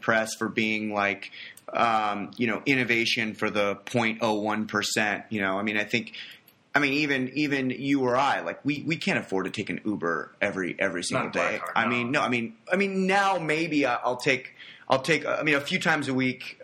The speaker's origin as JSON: {"language": "English", "town": "Los Angeles", "region": "California", "country": "United States", "moved": "yes", "said": "I'm originally from Los Angeles"}